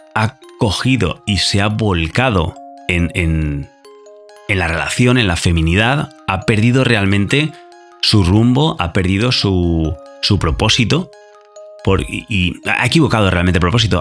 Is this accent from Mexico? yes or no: no; Spain; español, yo también